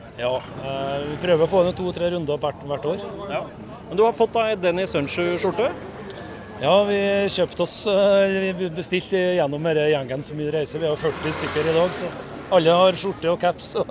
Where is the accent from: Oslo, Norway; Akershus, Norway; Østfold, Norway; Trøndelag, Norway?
Trøndelag, Norway; Levanger; fra Levanger